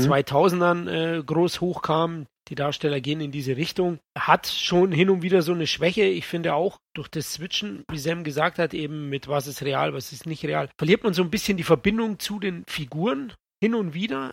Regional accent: Bavaria, Germany; hier bei uns in Bayern

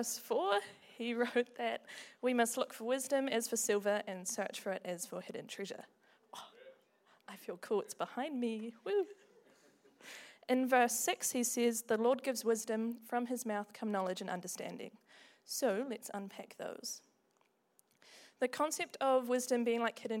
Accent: Invercargill, Southland, New Zealand; moved away as an adult; now in Dunedin, New Zealand; I grew up in Invercargill

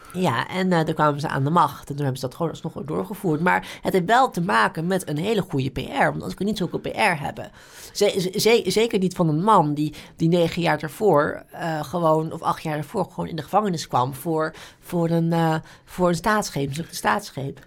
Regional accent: Netherlands; als Nederlanders

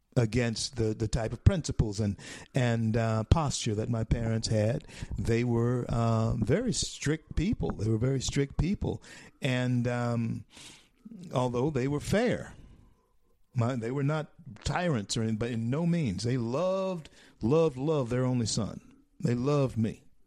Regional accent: Shreveport, Louisiana, United States; now in Florida, United States; I'm from Shreveport. Uh, that's my home. Shreveport, Louisiana, my home.

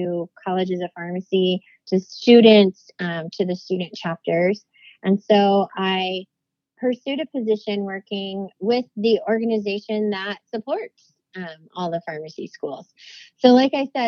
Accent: Idaho, United States; moved away as an adult; also born or lived in Washington, D.C.; I'm an Idaho girl born and raised

